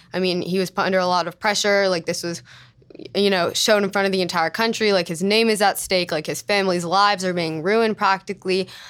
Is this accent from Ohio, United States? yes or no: no; Los Angeles, California, United States; I'm from L